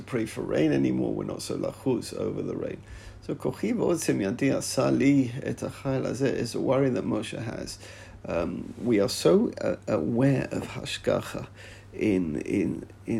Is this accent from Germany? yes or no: no; England, United Kingdom; now in Israel; growing up in England.